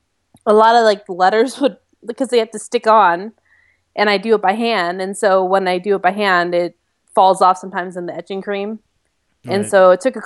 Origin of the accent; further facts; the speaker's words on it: Monmouth County, New Jersey, United States; moved away as an adult; I grew up in Jersey.